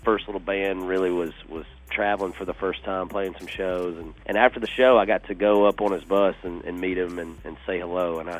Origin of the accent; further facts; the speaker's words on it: Georgia, United States; moved away as an adult; I'm from Georgia.